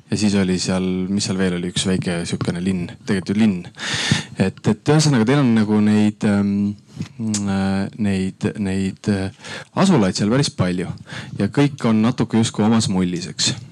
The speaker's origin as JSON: {"language": "Estonian", "town": "Tartu", "region": "Tartu County", "country": "Estonia", "also_born_or_lived": "Otepää", "said": "ma olen Tartust."}